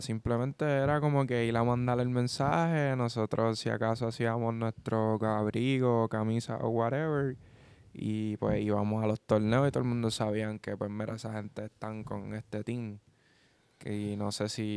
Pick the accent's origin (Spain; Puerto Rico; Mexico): Puerto Rico; Hay muchos boricuas que vamos